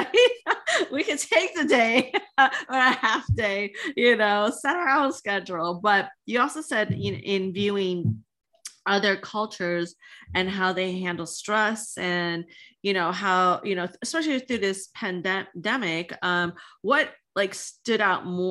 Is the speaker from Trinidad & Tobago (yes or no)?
yes; Trinidad & Tobago; now in United States; I'm originally from Trinidad